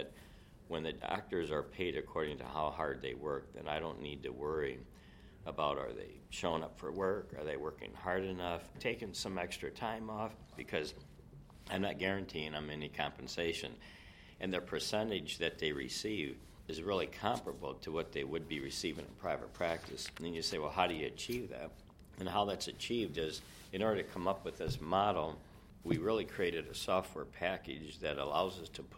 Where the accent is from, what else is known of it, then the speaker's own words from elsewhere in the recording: Rockford, Illinois, United States; moved away as an adult; also born or lived in Minnesota / Southfield, Michigan; now in Janesville, United States; I grew up in Rockford, Illinois, just 30 miles from Janesville